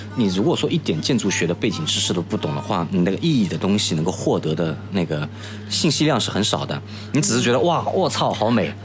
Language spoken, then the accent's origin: Chinese; Chun'an, Zhejiang, China; moved away; 我的家乡是浙江的千岛湖，那是一个汾井，很漂亮的地方